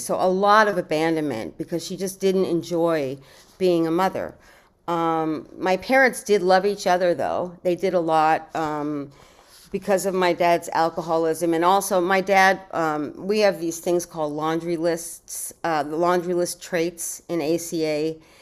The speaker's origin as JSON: {"language": "English", "town": "New York City", "region": "New York", "country": "United States", "tie": "born or raised there", "said": "I was born in New York City"}